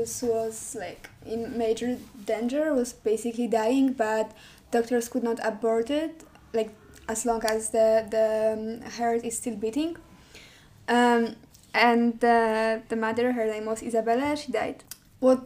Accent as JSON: {"language": "English", "region": "southern Poland", "country": "Poland", "said": "I'm from very south of Poland, from Ratibusz"}